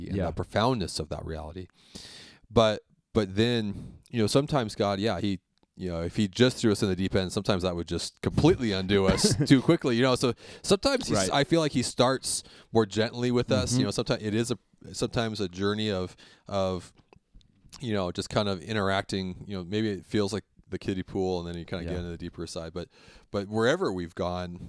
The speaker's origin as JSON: {"language": "English", "area": "the Northwest", "region": "Pacific Northwest", "country": "United States", "tie": "born or raised there", "moved": "as an adult", "lives_now": "Colorado, United States", "said": "growing up in the Northwest"}